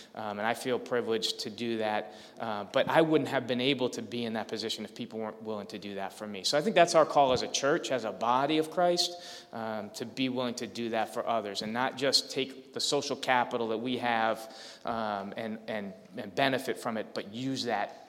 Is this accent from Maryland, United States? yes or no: no; Lowell, Massachusetts, United States; I grew up in Lowell.